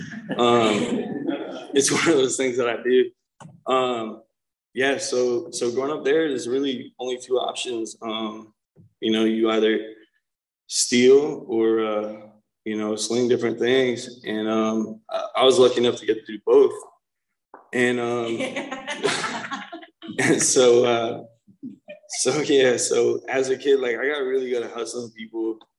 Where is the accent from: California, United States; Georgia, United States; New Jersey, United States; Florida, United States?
New Jersey, United States; I'm from New Jersey, North Jersey, so like real Jersey, New York City area